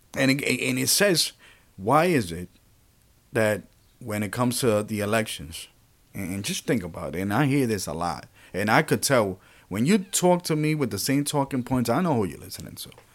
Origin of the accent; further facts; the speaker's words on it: New York City, New York, United States; also born or lived in Puerto Rico; I was born in Puerto Rico and raised here in New York City, well, primarily in the Bronx